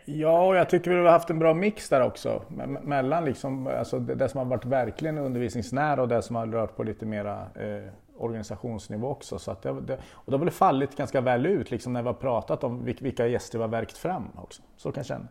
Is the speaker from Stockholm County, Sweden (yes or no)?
no; Östergötland, Sweden; accent: östgötska; jag har alltid liksom haft lite komplex för min, min östgötska